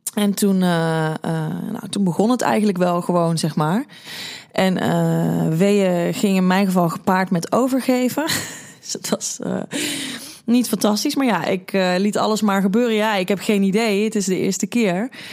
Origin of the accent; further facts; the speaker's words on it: 's-Hertogenbosch, North Brabant, Netherlands; ik kom uit Den Bosch